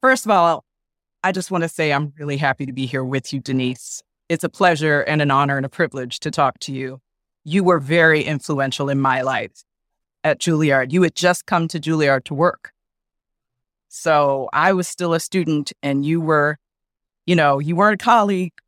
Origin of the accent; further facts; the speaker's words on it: Philadelphia, Pennsylvania, United States; I grew up in Philadelphia